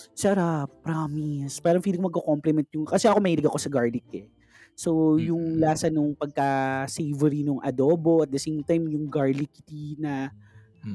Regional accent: Philippines

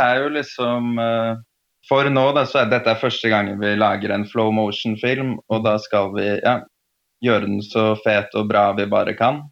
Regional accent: Oslo, Norway; moved away as an adult; also born or lived in Prague / London / Istanbul; Født og oppvokst i Oslo.

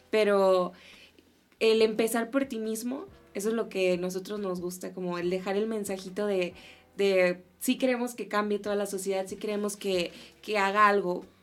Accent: Tamaulipas, Mexico; now in Mexico City, Mexico; somos del norte, somos de Tamaulipas, frontera, y según yo no tenemos acento.

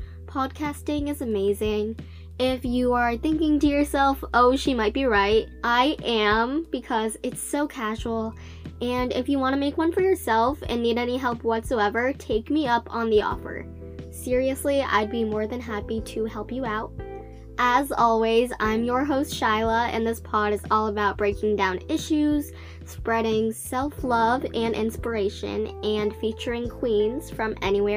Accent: United States; I'm from the States

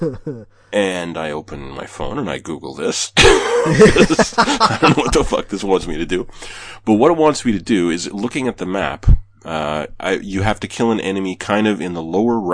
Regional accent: Canada; I'm Canadian.

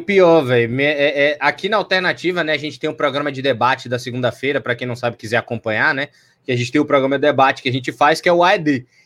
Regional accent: Salvador, Bahia, Brazil; Eu sou de Salvador, Bahia, tenho 26 anos

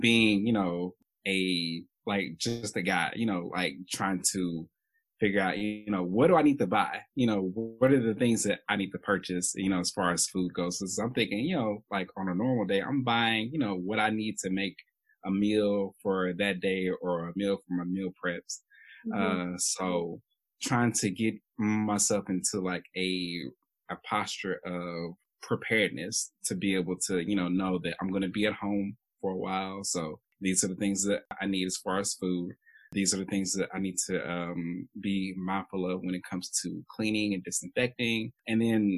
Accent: Chattanooga, Tennessee, United States; originally from Chattanooga, Tennessee

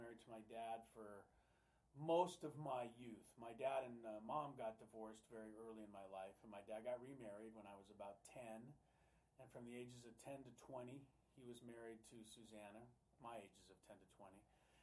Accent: Beverly Hills, California, United States; we grew up in Beverly Hills.

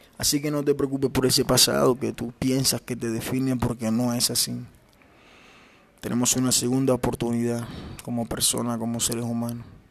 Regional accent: Ciénaga, Magdalena, Colombia; moved away; Yo soy costeño, soy de Ciénaga Magdalena, soy de un pueblito llamado Ciénaga Magdalena

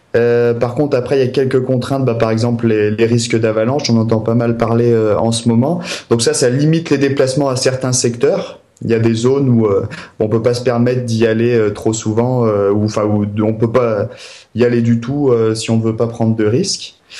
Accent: Maurienne valley, Alps, Auvergne-Rhône-Alpes, France; je suis originaire des Alpes. De, la vallée de la Maurienne, la plus longue vallée des Alpes. Donc j'ai vraiment grandi au cœur des montagnes

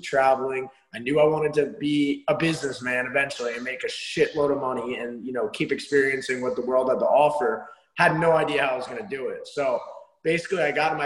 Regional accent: New Jersey, United States; moved away as an adult; also born or lived in Arizona; I'm originally from New Jersey. I grew up in a really small town in New Jersey.

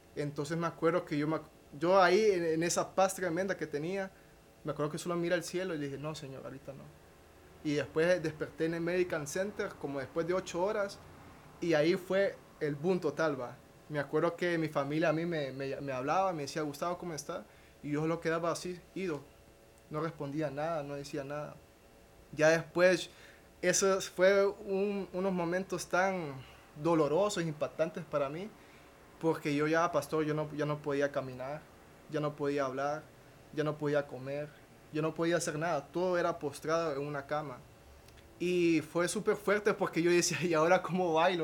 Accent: Danlí, El Paraíso, Honduras; soy de Daniel Paraíso

